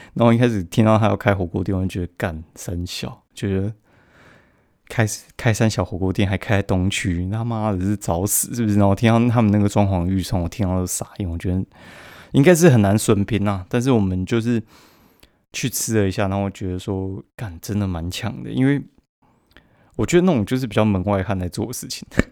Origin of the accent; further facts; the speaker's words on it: Kaohsiung, Taiwan; 我高雄人